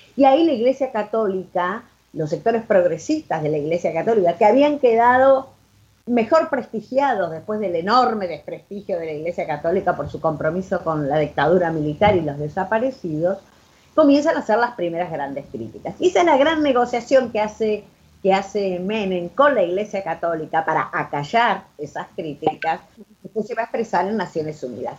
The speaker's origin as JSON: {"language": "Spanish", "country": "Argentina", "also_born_or_lived": "Buenos Aires", "moved": "as an adult", "said": "yo no soy de Buenos Aires, por lo tanto mi familia me dijo, bueno, te tenés que volver a un pueblo de 500 habitantes"}